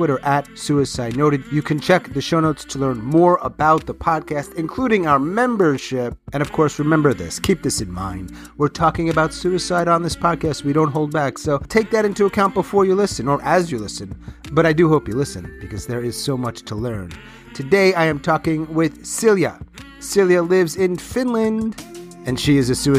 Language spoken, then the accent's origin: English; United States; As an American